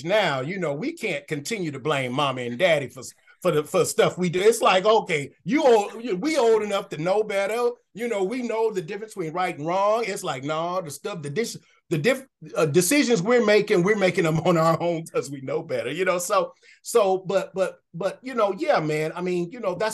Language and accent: English; Detroit, Michigan, United States; moved away as an adult; also born or lived in Philippines / Denton, Texas; I was born and raised in Detroit, Michigan.